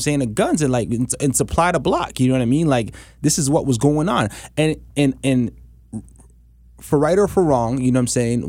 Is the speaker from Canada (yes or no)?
yes; Canada; us as Canadian artists